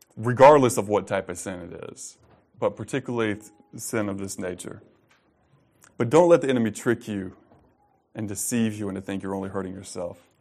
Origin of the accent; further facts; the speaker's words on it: United States